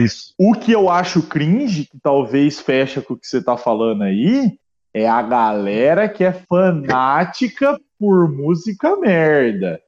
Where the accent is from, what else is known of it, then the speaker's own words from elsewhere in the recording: Brazil; eu nasci no Brasil